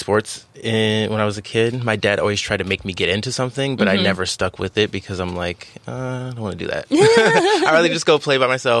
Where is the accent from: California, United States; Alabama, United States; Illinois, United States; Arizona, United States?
California, United States; San Diego; I'm from beautiful San Diego, California, and I couldn't ask for a better place to be raised.